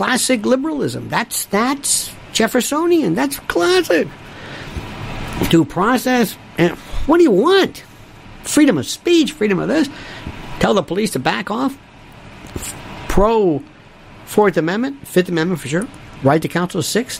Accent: Florida, United States; I'm from Florida

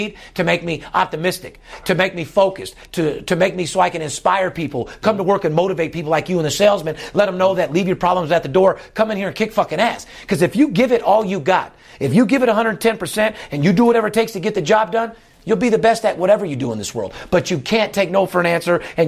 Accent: Las Vegas, Nevada, United States; I'm born and raised in Vegas.

